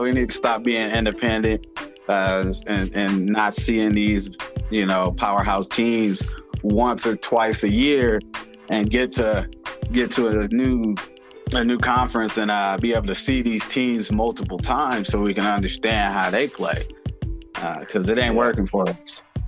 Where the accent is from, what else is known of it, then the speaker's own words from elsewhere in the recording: Indiana, United States; now in Arizona, United States; I'm from Indiana, but I reside in Arizona